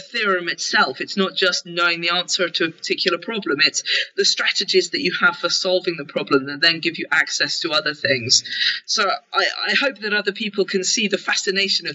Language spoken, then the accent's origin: English; United Kingdom; I'm a Brit